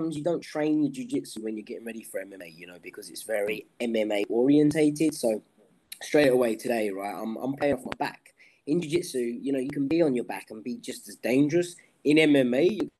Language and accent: English; England, United Kingdom; I'm from England